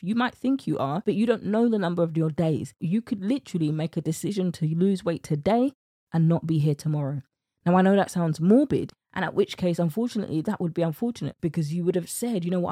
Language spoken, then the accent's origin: English; United Kingdom; accent: British; my British accent